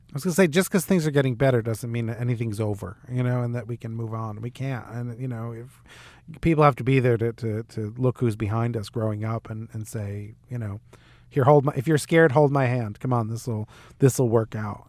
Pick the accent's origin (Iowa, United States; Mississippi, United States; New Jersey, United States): New Jersey, United States; Little Falls; I'm from a northern New Jersey town called Little Falls.